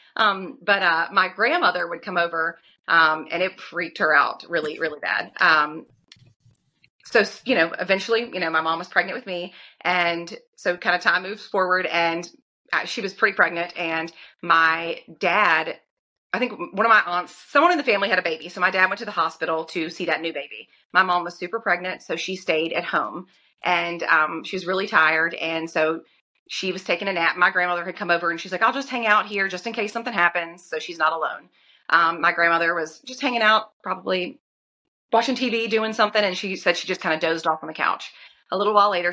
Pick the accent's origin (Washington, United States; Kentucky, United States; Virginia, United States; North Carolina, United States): Virginia, United States; Lynchburg; I grew up in Lynchburg, born and raised